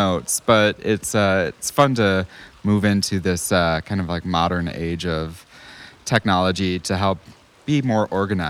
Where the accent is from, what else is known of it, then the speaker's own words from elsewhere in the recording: Cambridge, Minnesota, United States; I grew up in Cambridge, Minnesota, and it's Trump territory pretty much up there.